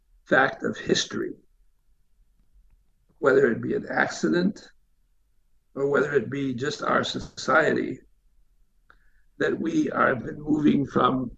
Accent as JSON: {"language": "English", "country": "United States", "said": "being an American"}